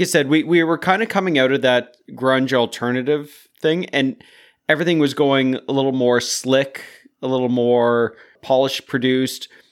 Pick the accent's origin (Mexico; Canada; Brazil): Canada; we're North American, Canadian